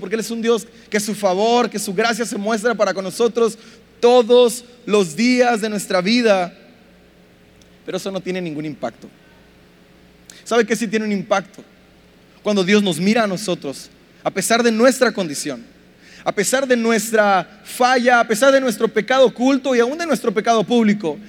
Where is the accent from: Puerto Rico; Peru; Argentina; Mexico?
Mexico; nuestro machismo como mexicanos